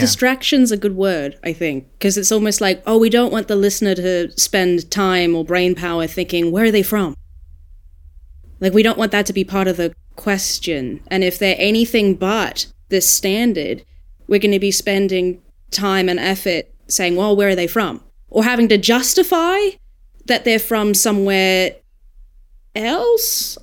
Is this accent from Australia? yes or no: yes; Australia; I'm Australian